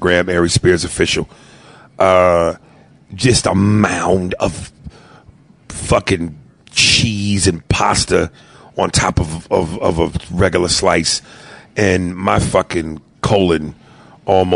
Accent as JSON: {"language": "English", "region": "New York", "country": "United States", "said": "I'm a New Yorker"}